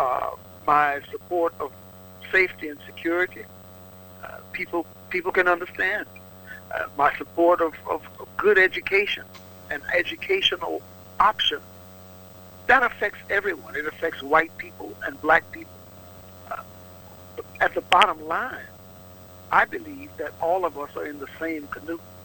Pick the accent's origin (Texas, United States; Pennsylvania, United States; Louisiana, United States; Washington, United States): Louisiana, United States; Opelousas; Opelousas, my hometown